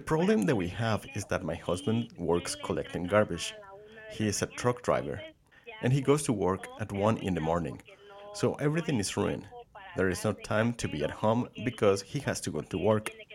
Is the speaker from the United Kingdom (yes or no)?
no; Colombia; also born or lived in Boston, Massachusetts; now in Mendocino County, United States; I'm originally from Colombia